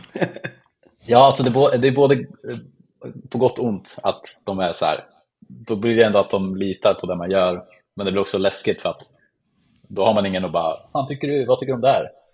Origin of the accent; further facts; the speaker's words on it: Eskilstuna, Södermanland, Sweden; så jag bor och är uppväxt i Eskilstuna som ligger typ en timme utanför Stockholm